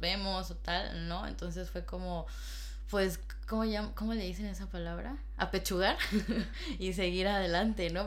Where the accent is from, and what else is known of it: Mexico; moved away as an adult; now in Madrid, Spain